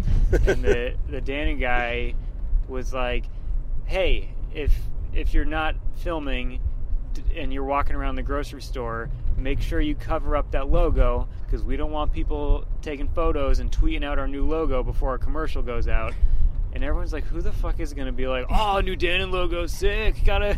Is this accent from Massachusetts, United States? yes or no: yes; Boston, Massachusetts, United States; I grew up in Boston, but then I moved to a suburb of Boston